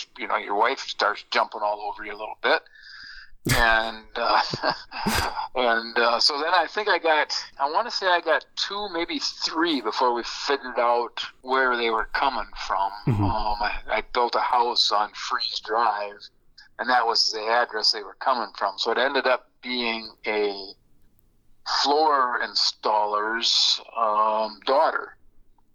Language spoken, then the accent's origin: English; Gillingham, Wisconsin, United States; I grew up in Gillingham, Wisconsin.